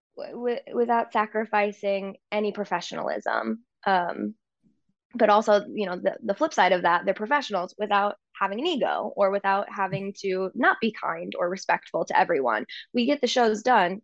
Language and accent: English; St. Louis, Missouri, United States; moved away; one of my best friends growing up in Saint Louis